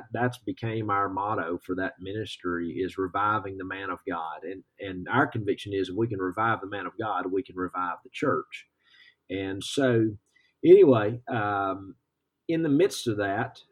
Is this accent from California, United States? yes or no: no; Georgia, United States; moved away as an adult; now in Kentucky, United States; I'm originally from Georgia